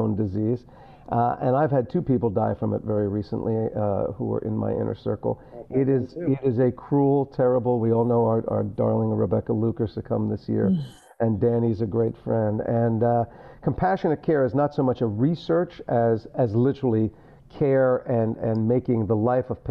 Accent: New Jersey, United States; also born or lived in Maplewood, New Jersey / Livingston, New Jersey; I moved from Maplewood, New Jersey to Livingston, New Jersey, knew nobody

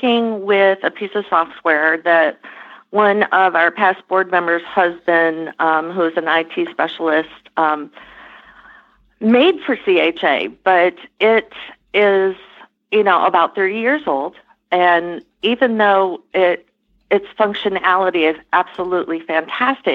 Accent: Michigan, United States; moved away as an adult; also born or lived in Nashville, Tennessee / Lexington, Kentucky; So I'm originally from Michigan, so I moved back to Michigan after school

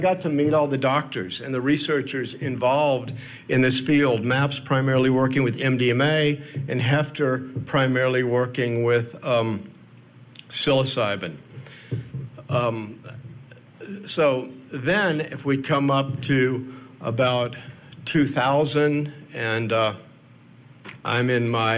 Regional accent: Houston, Texas, United States; I grew up in Houston, Texas

